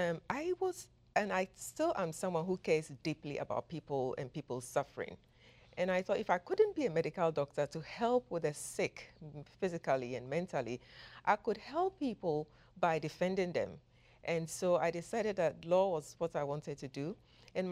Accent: Ghana; He was a military colonel in Ghana.

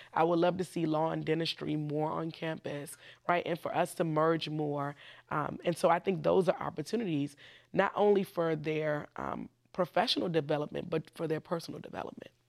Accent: Washington, District of Columbia, United States; I was born right here in Washington, D C. So I'm technically also a, a native Washingtonian.

